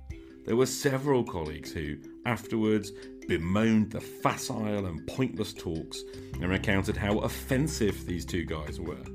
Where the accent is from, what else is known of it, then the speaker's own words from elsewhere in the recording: United Kingdom; Being British